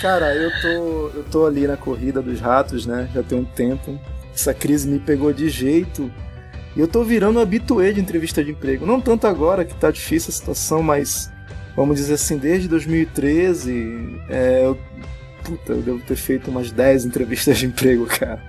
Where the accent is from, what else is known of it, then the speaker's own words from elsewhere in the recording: Manaus, Amazonas, Brazil; aqui em Manaus, a gente é de Manaus